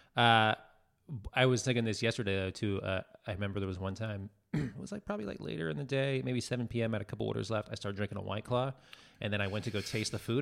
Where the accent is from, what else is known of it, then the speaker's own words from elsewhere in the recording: Pittsburgh, Pennsylvania, United States; moved away; also born or lived in Austin, Texas; growing up in Pennsylvania, or even really in Texas